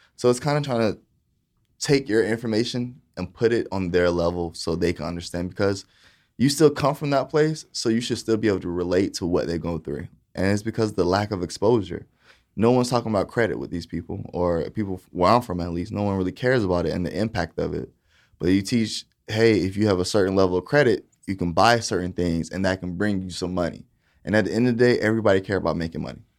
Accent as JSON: {"language": "English", "town": "Titusville", "region": "Florida", "country": "United States", "tie": "born or raised there", "also_born_or_lived": "Saint Petersburg, Florida / Boca Raton, Florida", "said": "I was raised in Titusville, Florida"}